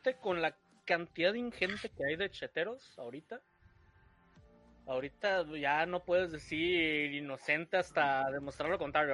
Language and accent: Spanish; Mexico; somos mexicanos